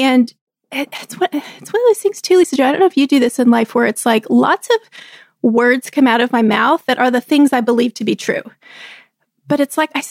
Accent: Texas, United States; moved away; We grew up together in Texas.

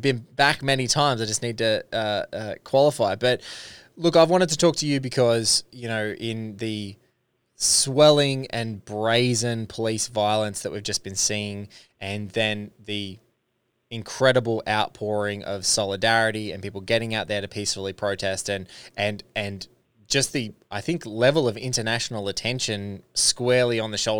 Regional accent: Australia; you as an LA resident, me as an Australian

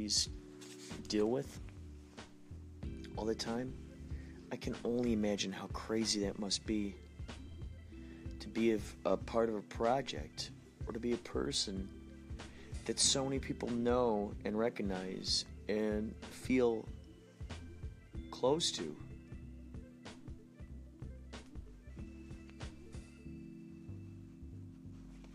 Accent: Carol Stream, Illinois, United States; moved away; who I grew up with in Carroll Stream, Illinois, Chicagoland area, long ago

